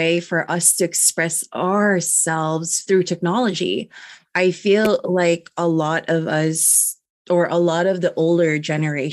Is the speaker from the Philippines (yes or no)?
yes; Philippines; now in United States; I am a Filipina immigrant, and I was also born and raised out from the Philippines.